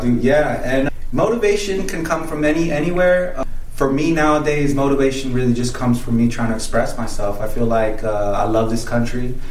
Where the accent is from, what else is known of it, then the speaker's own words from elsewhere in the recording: Salt Lake City, Utah, United States; moved away as an adult; also born or lived in Guadalajara, Mexico; now in Las Vegas, United States; So I went to high school in Salt Lake City, Utah. Uh, I was born in Mexico. And um, now I reside here in Las Vegas.